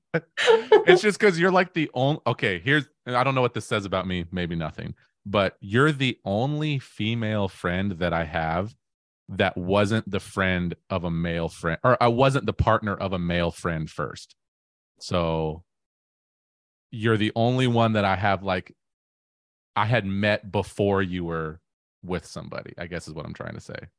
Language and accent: English; Auburn, Washington, United States; I grew up in Auburn, Washington